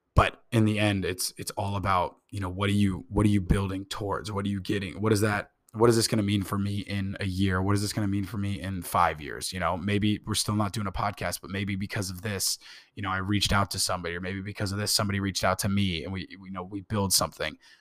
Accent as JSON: {"language": "English", "town": "Indianapolis", "region": "Indiana", "country": "United States", "tie": "born or raised there", "said": "I was born in Indianapolis"}